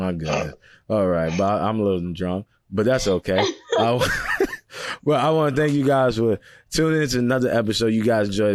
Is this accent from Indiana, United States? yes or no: no; New York City, New York, United States; I'm from Brooklyn